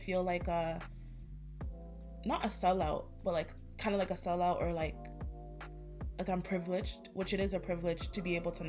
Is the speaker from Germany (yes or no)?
no; Ghana; I'm from Ghana.